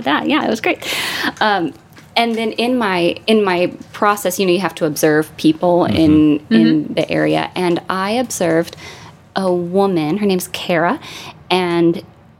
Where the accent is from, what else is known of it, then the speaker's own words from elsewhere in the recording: Cleveland, Tennessee, United States; moved away; there's a tiny little town called Cleveland, and that was home.